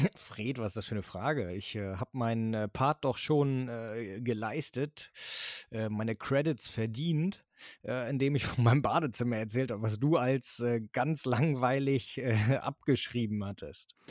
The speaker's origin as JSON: {"language": "German", "region": "Schleswig-Holstein", "country": "Germany", "said": "hier bei uns in Schleswig-Holstein"}